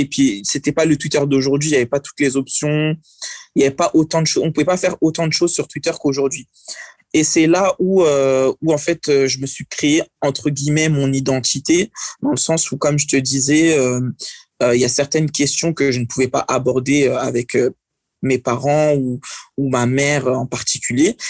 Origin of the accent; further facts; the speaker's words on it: France; je suis né en France